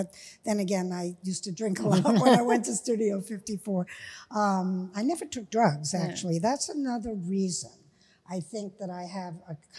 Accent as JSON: {"language": "English", "town": "New York City", "region": "New York", "country": "United States", "said": "I'm from New York City."}